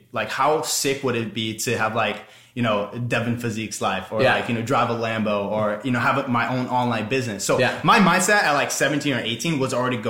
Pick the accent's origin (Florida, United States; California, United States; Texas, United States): California, United States; Orange County; I'm from Orange County, California.